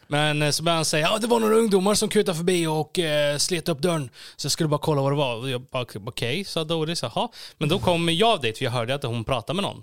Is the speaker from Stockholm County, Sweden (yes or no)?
no; Gislaved, Jönköping County, Sweden; jag är då född och uppvuxen i Gislaved, en liten byhåla i Småland.